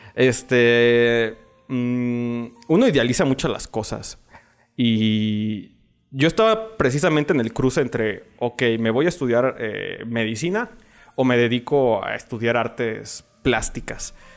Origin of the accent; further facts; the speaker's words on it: León, Guanajuato, Mexico; nací aquí en la ciudad de, de León, Guanajuato, en, medio de una familia